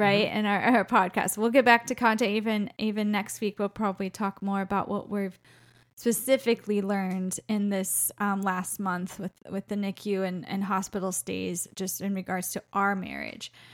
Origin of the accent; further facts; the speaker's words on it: Florida, United States; moved away as an adult; also born or lived in Colorado; We used to live in Colorado, um, we're from Florida originally, and we're back there now, but we lived in Colorado for twelve years.